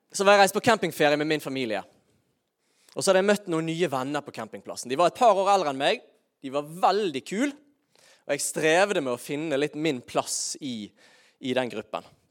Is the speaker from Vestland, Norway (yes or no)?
yes; Bergen, Vestland, Norway; also born or lived in Sørlandet (Kristiansand area); noen av grunnprinsippene som jeg egentlig var fostret opp med som bergenser